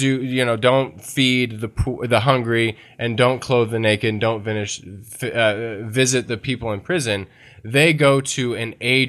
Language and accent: English; the South, United States; I'm from the South